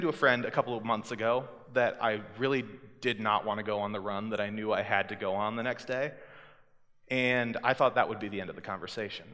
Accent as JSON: {"language": "English", "town": "Centerville", "region": "Iowa", "country": "United States", "moved": "yes", "said": "I'm from Centerville, Iowa, which is 3 hours south of here"}